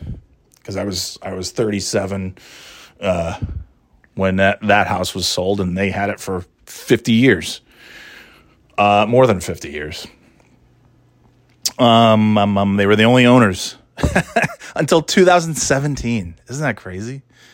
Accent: New York, United States; So I was really being from New York, of course, that's all you see is Mets, Yankees, Giants, Bills, Jets, Knicks, stuff.

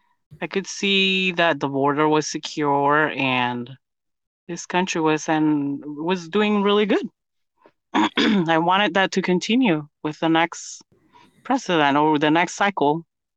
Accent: Guatemala City, Guatemala Department, Guatemala; now in United States; I'm from Guatemala City, Guatemala.

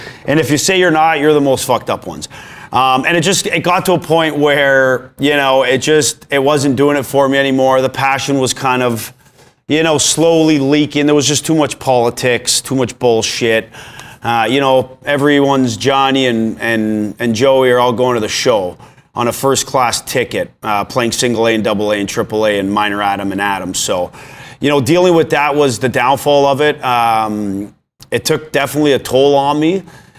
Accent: Vaughan, Ontario, Canada; I grew up in Vaughan, Ontario. Hockey was life.

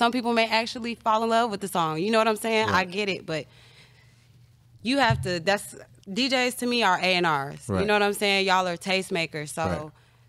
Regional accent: Chicago, Illinois, United States; No, I'm from Chicago.

